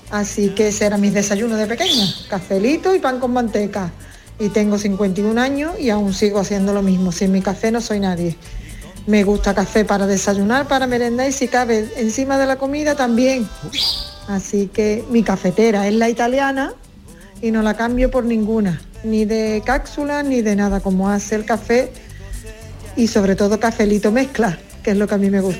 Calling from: Cádiz, Andalusia, Spain; de Cádiz.

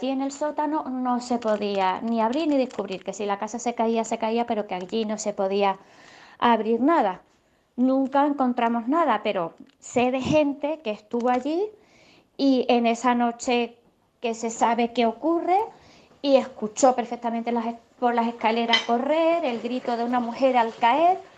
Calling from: Seville, Andalusia, Spain; Hola, buenos días. Soy … de Sevilla.

